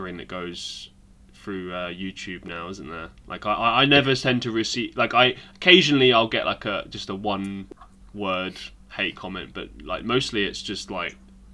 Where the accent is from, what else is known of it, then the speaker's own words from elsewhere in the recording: England, United Kingdom; moved away as an adult; I'm English